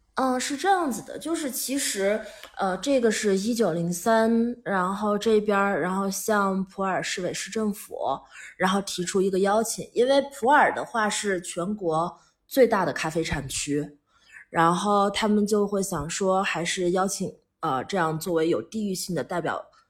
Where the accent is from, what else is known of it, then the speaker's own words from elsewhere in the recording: Pu'er, Yunnan, China; moved away as an adult; 作为一个土生土长的四毛人，然后之前在，在， 在，在外面，就是在国外很多年 然后还是回来